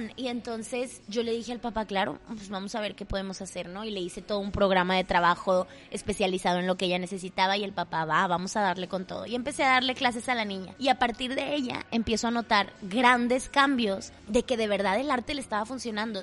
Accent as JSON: {"language": "Spanish", "town": "Monterrey", "region": "Nuevo León", "country": "Mexico", "accent": "regio", "said": "soy súper regia"}